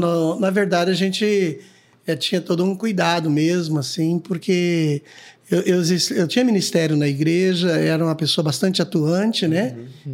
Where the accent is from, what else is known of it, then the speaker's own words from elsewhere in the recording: Guaraci, Paraná, Brazil; now in Londrina, Brazil; Sou de Guaraci, né? Nasci no dia 8 do mês 7 do ano 65